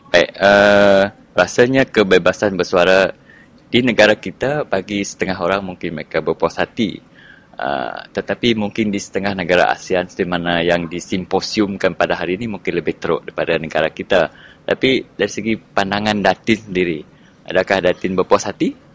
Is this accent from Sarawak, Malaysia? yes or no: yes; Sarawak, Malaysia; saya secara peribadi uh, sebagai anak Sarawak